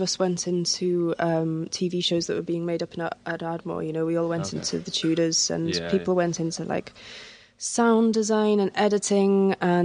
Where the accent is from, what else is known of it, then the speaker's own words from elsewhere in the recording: Wales, United Kingdom; moved away as an adult; also born or lived in Reykjavik; now in Dublin, Ireland; I was born and brought up in Wales